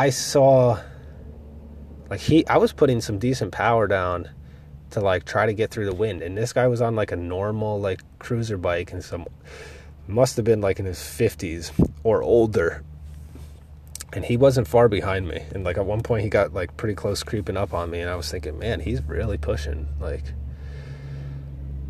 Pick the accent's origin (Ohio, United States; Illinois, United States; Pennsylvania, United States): Pennsylvania, United States; I'm from Pennsylvania where there's all mountains